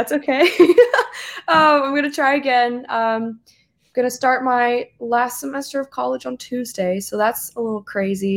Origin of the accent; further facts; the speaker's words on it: South Carolina, United States; accent: twang; I'm from South Carolina, so I've got a little bit of a twang